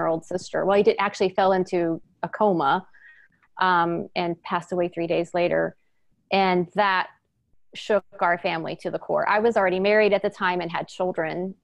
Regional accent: Houston, Texas, United States; now in East Bay, United States; I was born and raised in Houston, Texas

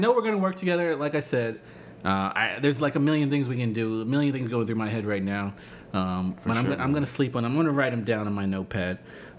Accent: New York City, New York, United States; I'm from the Bronx, Wakefield.

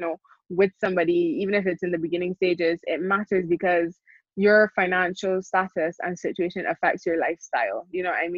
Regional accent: Barbados; I grew up in the Caribbean. I grew up in Barbados.

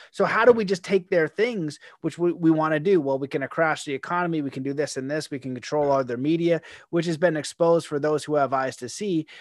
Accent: Canada; I'm a Canadian.

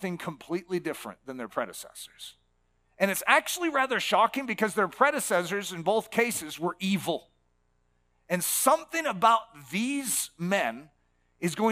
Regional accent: United States; being an American Christian

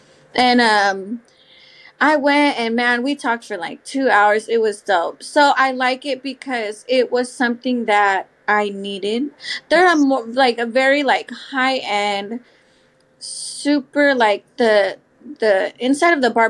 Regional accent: South Bay, California, United States; also born or lived in San Jose; now in Hayward, United States; So I also move around a lot, but I am from the South Bay.

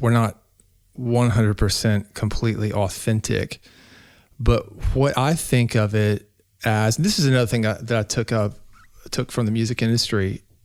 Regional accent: Nashville, Tennessee, United States; I grew up in Nashville, Tennessee, Music City, U S

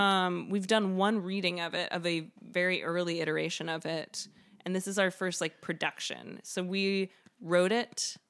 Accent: the South, United States; I was raised in the South and there's manners and... You're nice and you try to help everybody.

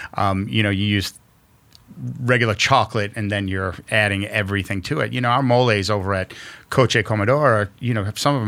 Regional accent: New York City, New York, United States; I'm a kid from Queens.

